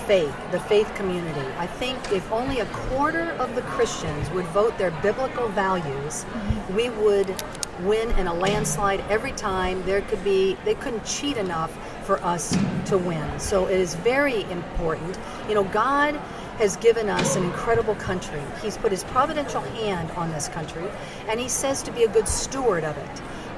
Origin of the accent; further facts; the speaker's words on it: Caracas, Capital District, Venezuela; born there; Well, I was born in Caracas, Venezuela, and I've had the privilege of living all over the world.